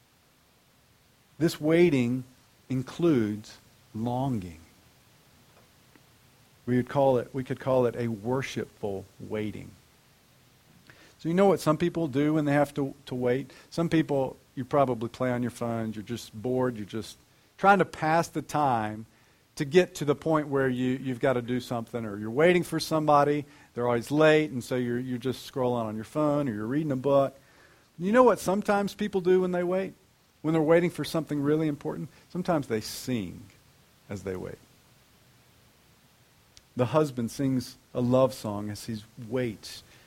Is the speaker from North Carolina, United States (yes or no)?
yes; North Carolina, United States